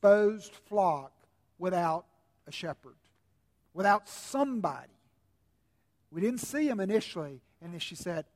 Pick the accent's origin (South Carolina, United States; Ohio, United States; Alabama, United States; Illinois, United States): South Carolina, United States; a southerner like me, born and bred in South Carolina